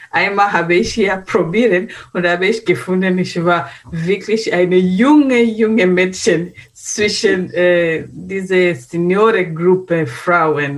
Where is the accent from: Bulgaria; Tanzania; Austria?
Tanzania; German is a second language; moved away as an adult; now in Germany; woher kommen wir, kommen wir aus Tansania